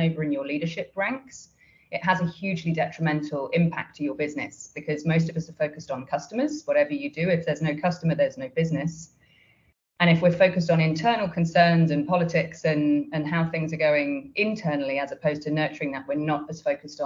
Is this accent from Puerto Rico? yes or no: no; Australia; I'm from Australia